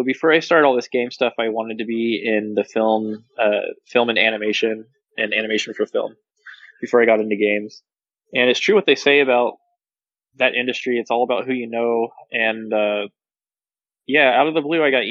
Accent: Texas, United States; I'm from Texas

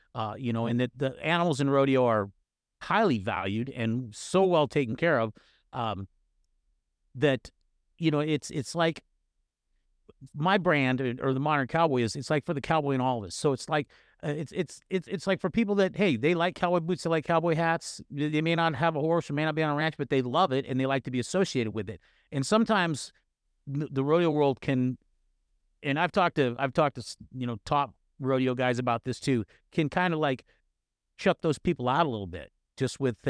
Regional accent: Northern California, United States; I grew up in Northern California

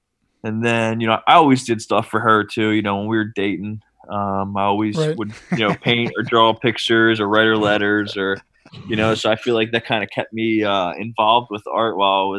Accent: Cape May, New Jersey, United States; I'm from Cape May, New Jersey.

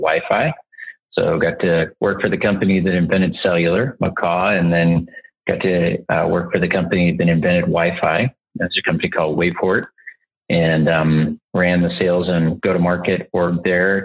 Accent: Montana, United States; moved away as an adult; also born or lived in Austin, Texas; I grew up in Montana. I'm a fifth generation Montanan, living back home in Montana

